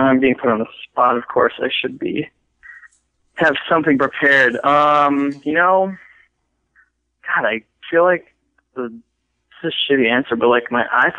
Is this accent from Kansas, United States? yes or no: no; Williston, North Dakota, United States; I grew up in Williston, North Dakota, which is the hometown of Phil Jackson.